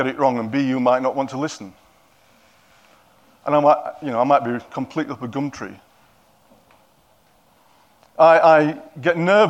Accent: Yorkshire and the Humber, United Kingdom; now in Cockermouth, United Kingdom; Because I'm a Yorkshireman, they probably don't understand my accent.

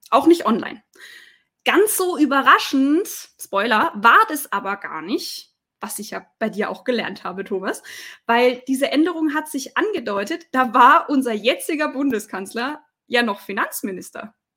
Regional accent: Swabia, Baden-Württemberg, Germany; für mich als Schwäbin

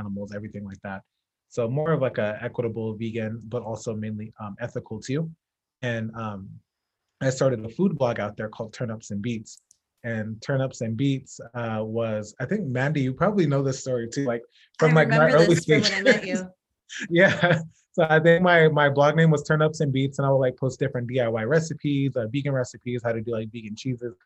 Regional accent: Phoenix, Arizona, United States; also born or lived in Los Angeles, California; I was born in Phoenix, Arizona. Went to all of my schooling here except for my doctoral program, which was at USC in LA. But all my high school, elementary school, middle school, kindergarten

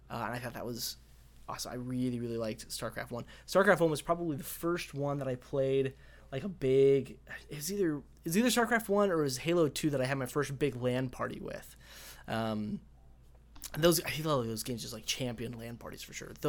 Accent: Colorado, United States; I'm actually from Colorado

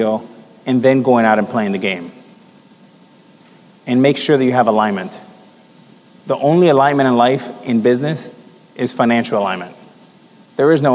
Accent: Miami, Florida, United States; growing up in Miami

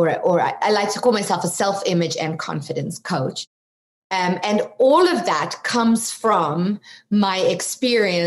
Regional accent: South Africa; moved away as an adult; now in United States; you might detect an accent. I'm from South Africa originally.

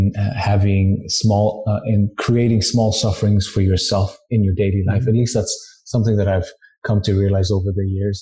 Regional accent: India; moved away; I'm from India

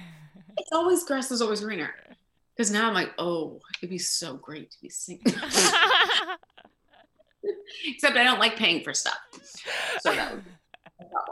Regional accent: Austin, Texas, United States; also born or lived in Los Angeles; now in New York, United States; I'm from Austin, Texas originally, and then I moved to New York.

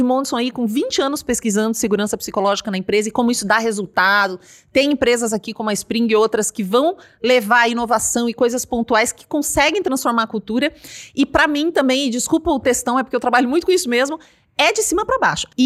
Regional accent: Paraná, Brazil; now in São Paulo, Brazil; quando eu cheguei em São Paulo, eu achava assim, eu vim do Paraná

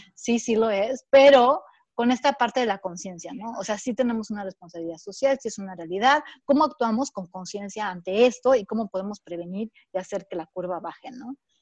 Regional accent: Mexico; nosotros que, somos como mexicanas

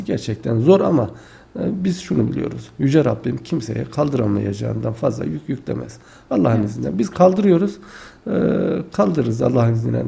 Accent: Tufanbeyli, Adana, Turkey; now in Kayseri, Turkey; aslen Adana Tufanbeyli ilçesi doğumluyum.

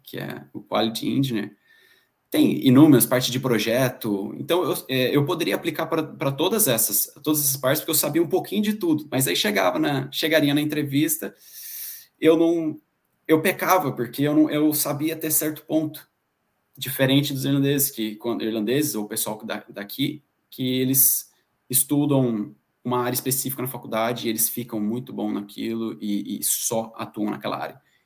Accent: Pindamonhangaba, São Paulo, Brazil; moved away as an adult; now in Ireland; eu sou natural de Pindamonhangaba, interior de São Paulo. Bom, existe, é a cidade do carteiro do Chaves.

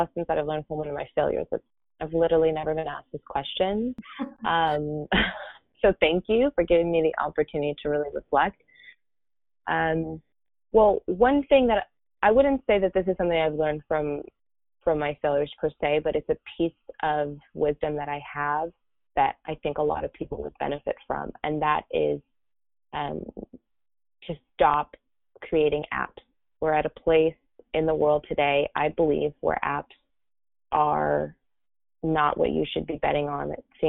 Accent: California, United States; now in Miami, United States; So I came from California to Miami about 9 years ago. This is where I live and work from mainly.

